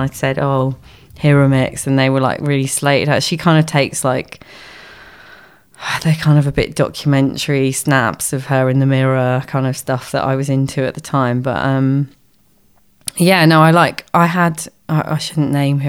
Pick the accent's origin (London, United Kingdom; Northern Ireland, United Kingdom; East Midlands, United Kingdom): London, United Kingdom; I grew up in London